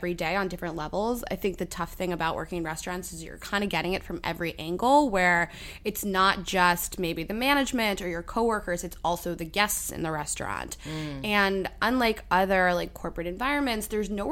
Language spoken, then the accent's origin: English; Pittsburgh, Pennsylvania, United States; now in New York, United States; I grew up in Pittsburgh